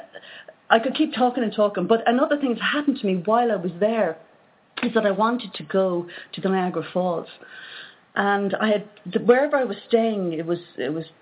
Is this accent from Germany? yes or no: no; Ireland; from Ireland